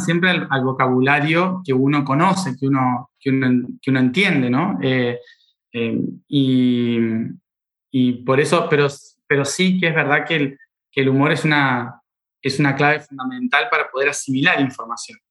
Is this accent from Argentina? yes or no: yes; Argentina; soy argentino